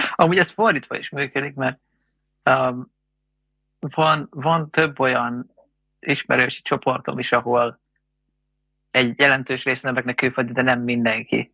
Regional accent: Hungary; én magyar vagyok

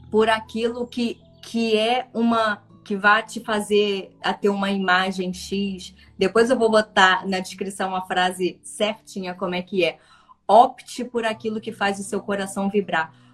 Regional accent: Paraná, Brazil; Sou do Paraná, de Conselheiro Ma é isso, né?

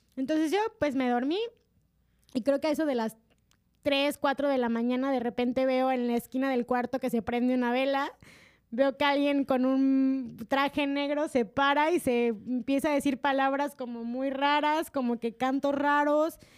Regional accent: Mexico; los mexicanos

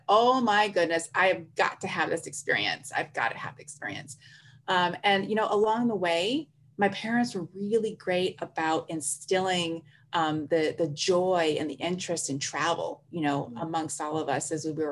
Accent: Tuskegee, Alabama, United States; I'm from Tuskegee.

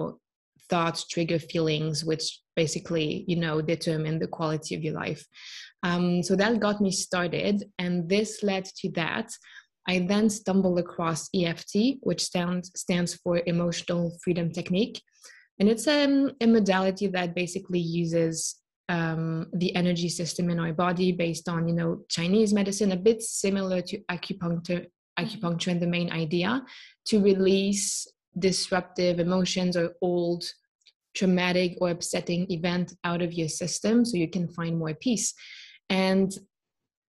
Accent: Switzerland; born and raised in Switzerland, studied here

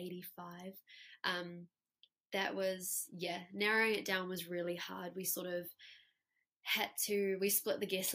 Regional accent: South Africa; now in New Zealand; We grew up together in South Africa

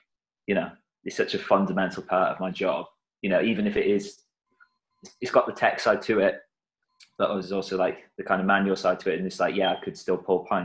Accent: South Wales, United Kingdom; now in Birmingham, United Kingdom; I grew up in South Wales, but I live in Birmingham now

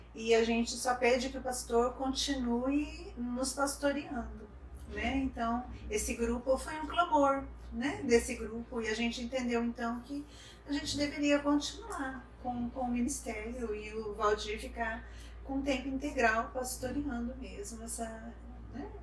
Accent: Maringá, Paraná, Brazil; Eu sou de Maringá

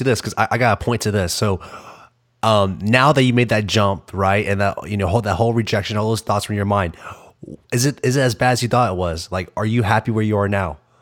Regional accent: Arkansas, United States; I'm from Arkansas.

